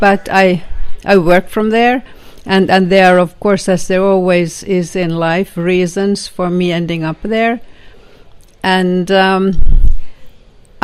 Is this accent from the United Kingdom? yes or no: no; Finland; first language Swedish; English is a second language; also born or lived in Georgia, United States; I'm from Finland. I am quite senior, age-wise, and I went to school in Finland. I'm of the Swedish language minority in Finland